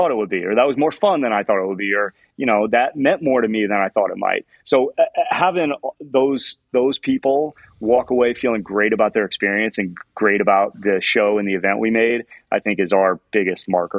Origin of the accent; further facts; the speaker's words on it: Indianapolis, Indiana, United States; You know, I'm a giant Indianapolis Colts fan. I grew up in Indianapolis.